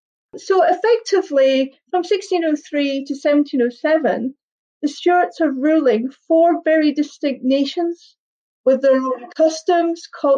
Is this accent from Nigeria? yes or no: no; Norfolk, East of England, United Kingdom; I was brought up in Norfolk, so I spent my childhood in England.